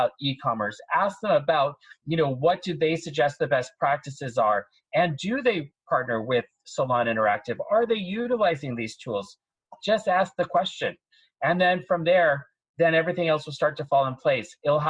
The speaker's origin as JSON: {"language": "English", "town": "San Francisco", "region": "California", "country": "United States", "tie": "born or raised there", "also_born_or_lived": "Spokane", "lives_now": "New York, United States", "said": "I was born in Spokane, Washington, military family moved all over. But San Francisco really was, you know, when I was a child, I was there, moved away, came back when I was 21, and really was part of my big formative years in my life."}